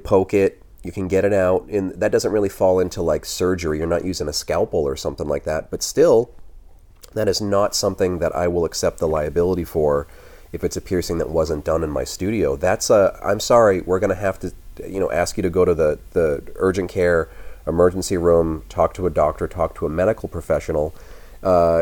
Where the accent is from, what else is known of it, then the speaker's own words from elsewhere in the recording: United States; being an American